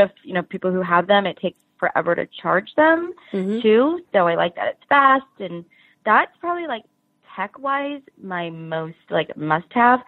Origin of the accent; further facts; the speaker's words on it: Oregon, United States; now in Orange County, California, United States; I grew up in Oregon